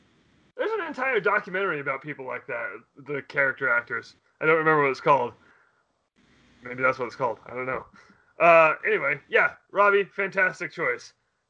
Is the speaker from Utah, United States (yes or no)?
yes; Utah, United States; I grew up in Utah